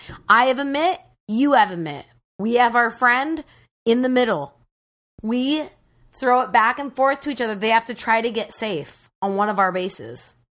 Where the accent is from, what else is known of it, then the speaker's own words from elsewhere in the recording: Washington, United States; I hail from Washington.